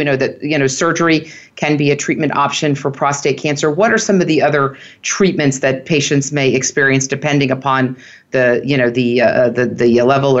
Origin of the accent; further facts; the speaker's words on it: Philadelphia, Pennsylvania, United States; I'm from Philadelphia.